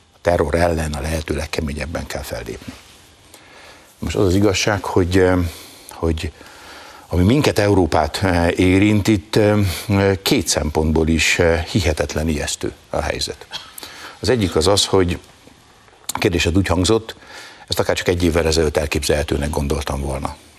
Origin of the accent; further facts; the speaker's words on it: Hungary; én személyesen magyar zsidóként